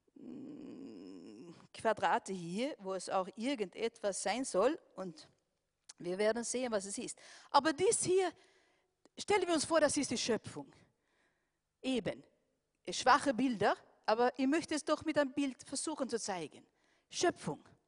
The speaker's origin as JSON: {"language": "German", "country": "Sweden", "moved": "yes", "lives_now": "Austria"}